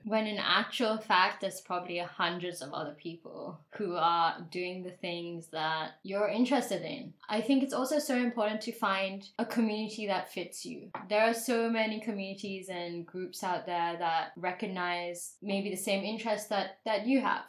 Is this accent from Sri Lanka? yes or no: no; Dubai, United Arab Emirates; I grew up in Dubai, and so a lot of people there had all this money and wealth